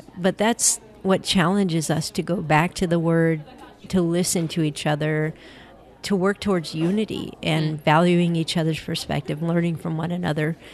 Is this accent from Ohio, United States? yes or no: yes; Cleveland, Ohio, United States; right here in my hometown, Cleveland, Ohio.